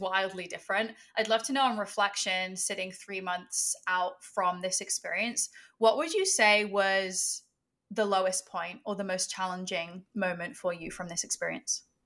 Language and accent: English; England, United Kingdom; I grew up in England